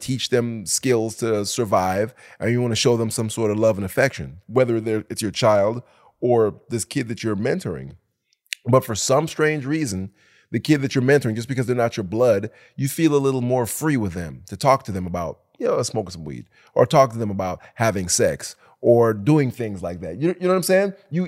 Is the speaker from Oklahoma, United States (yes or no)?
no; Detroit, Michigan, United States; also born or lived in Jamaica; we came from Jamaica, but we quickly adopted Detroit ways like that.